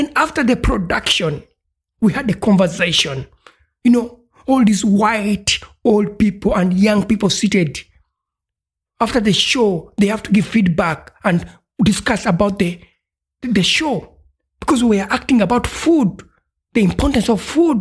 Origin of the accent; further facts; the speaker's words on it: Uganda; now in Europe; I'm from East Africa, Uganda